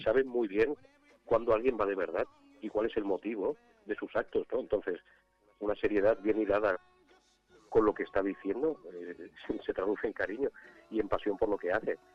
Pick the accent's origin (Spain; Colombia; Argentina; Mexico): Spain; Catalonia; yo soy catalán